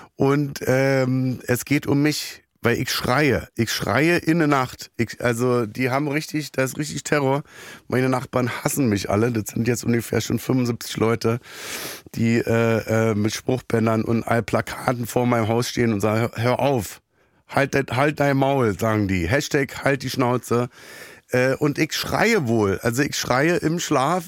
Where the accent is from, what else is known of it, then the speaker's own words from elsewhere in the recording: Berlin, Germany; ich bin im Gesundbrunnen groß geworden.